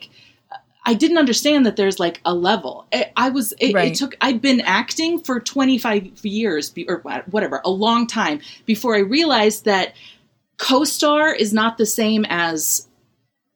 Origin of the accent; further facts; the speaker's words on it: Redlands, California, United States; I'm from California. I'm from I grew up in Redlands, like 60 miles east